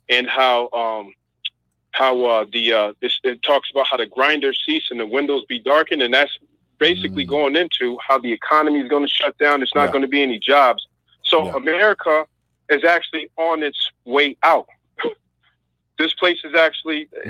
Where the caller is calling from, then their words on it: Massachusetts, United States; I'm calling from Massachusetts